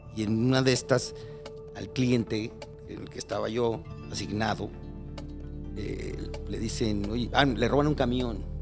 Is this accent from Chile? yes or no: no; Mexico City, Mexico; moved away as an adult; now in Cuernavaca, Mexico; crecí y nací en Iztapalapa, en frontera con Coyacán